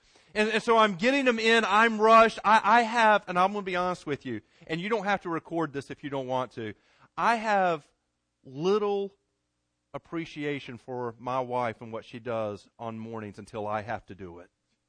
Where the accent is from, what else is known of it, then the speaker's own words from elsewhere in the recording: Garner, North Carolina, United States; Growing up in Garner, there was a pool not too far from where I lived that all the kids in Garner went to.